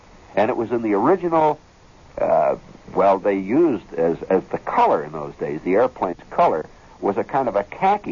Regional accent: Kentucky, United States; I'm from Kentucky.

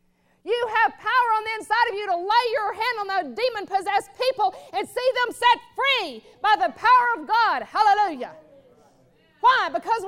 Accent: the South, United States; born there; Because I was born in the South. And so some of that's still in me, that nature.

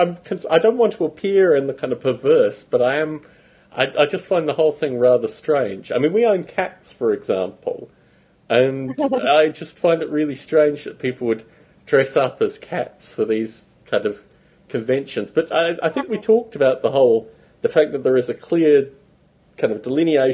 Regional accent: Australia; moved away as an adult; also born or lived in United Kingdom; now in United States; when I was a kid growing up in Australia

